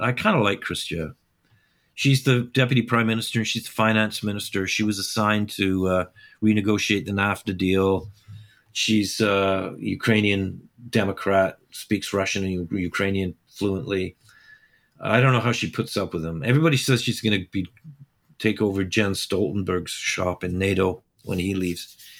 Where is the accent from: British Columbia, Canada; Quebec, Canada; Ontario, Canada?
British Columbia, Canada; along the Fraser River; also born or lived in Ireland; that was sort of the landscape I grew up in. It was all the, the farmers, the Taishanese farmers along the Fraser River